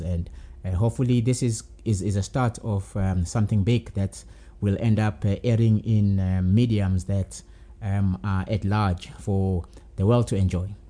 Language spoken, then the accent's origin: English; Durban, KwaZulu-Natal, South Africa; moved away as an adult; now in Johannesburg, South Africa; born and bred in Durban